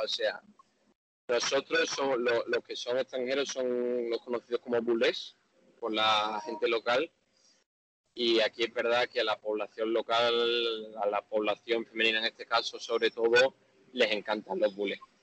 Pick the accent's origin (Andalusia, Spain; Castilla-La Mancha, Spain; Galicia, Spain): Andalusia, Spain; Seville; moved away as an adult; now in Jakarta, Indonesia; yo, como buen español y buen sevillano